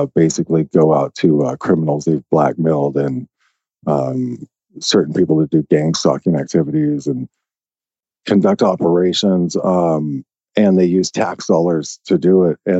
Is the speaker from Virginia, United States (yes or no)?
no; Little Rock, Arkansas, United States; I was born in Little Rock, Arkansas. And if anyone knows anything about Little Rock, you know, I lived in West Little Rock.